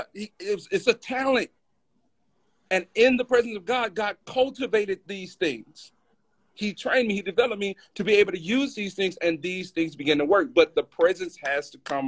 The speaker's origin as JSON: {"language": "English", "region": "Alabama", "country": "United States", "said": "I'm from Alabama, bro. I'm from Alabama."}